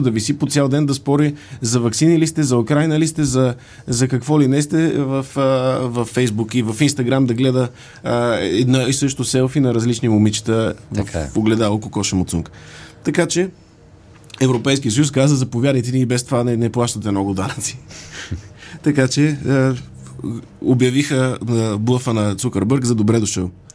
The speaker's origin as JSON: {"language": "Bulgarian", "town": "Sofia", "region": "Sofia City", "country": "Bulgaria", "said": "Аз съм софиянец, софиянчанин или софиянлия?"}